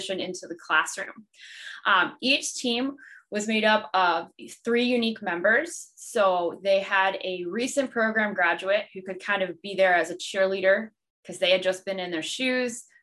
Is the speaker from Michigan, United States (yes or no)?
no; New Jersey, United States; I am from the great state of New Jersey